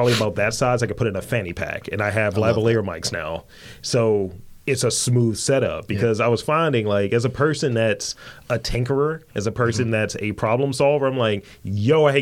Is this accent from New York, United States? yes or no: no; Baltimore, Maryland, United States; a lot of people don't think I'm from Baltimore. It's like, you know, I'm from East Baltimore.